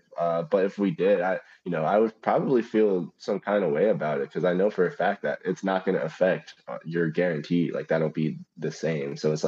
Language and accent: English; Dallas, Texas, United States; Yeah, we're from Dallas.